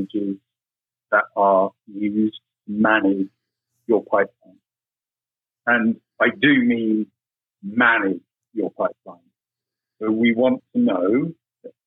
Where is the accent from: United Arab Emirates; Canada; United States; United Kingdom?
United Kingdom; accent: British; Being British, as you can probably tell by my accent